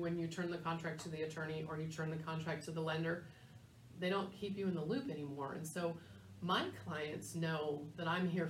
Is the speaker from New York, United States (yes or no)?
no; San Diego, California, United States; moved away; I grew up in San Diego